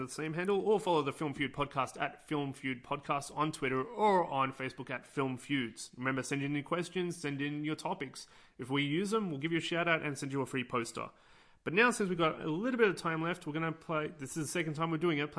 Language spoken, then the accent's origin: English; Australia; accent: Australian; It's my Australian accent, that's why.